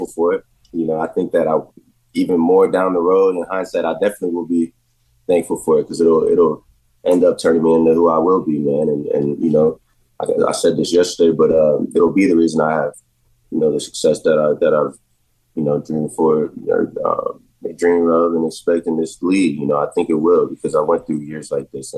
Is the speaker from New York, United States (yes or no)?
no; Jacksonville, Florida, United States; moved away; for all the years that I've been growing up in Jacksonville